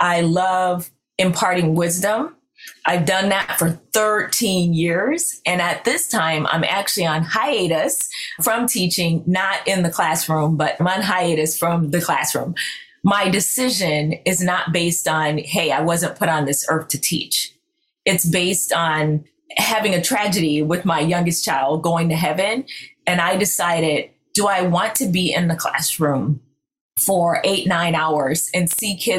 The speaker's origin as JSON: {"language": "English", "region": "Florida", "country": "United States", "tie": "born or raised there", "said": "I'm born and raised in Florida"}